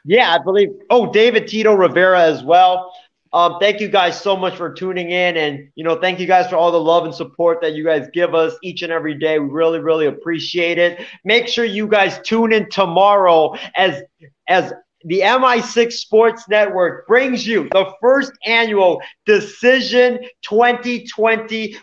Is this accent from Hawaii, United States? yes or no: yes; Hawaii, United States; when I was growing up in Hawaii